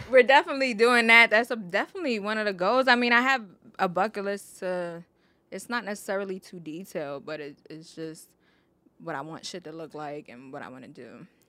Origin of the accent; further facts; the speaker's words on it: New York City, New York, United States; I grew up in the Bronx